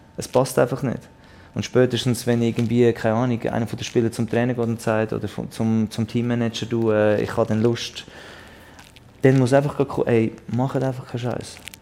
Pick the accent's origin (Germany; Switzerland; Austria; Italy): Switzerland; als Schweizer